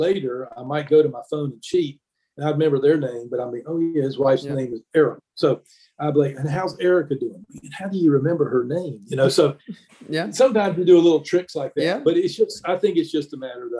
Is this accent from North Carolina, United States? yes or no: yes; Greenville, North Carolina, United States; moved away as an adult; also born or lived in Virginia; now in Charleston, United States; I grew up in Greenville, North Carolina